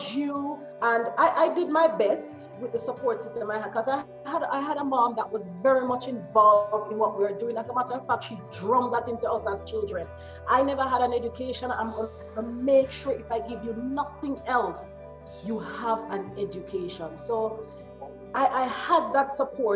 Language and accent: English; Kingston, Jamaica; now in England; I was born and raised in Kingston, Jamaica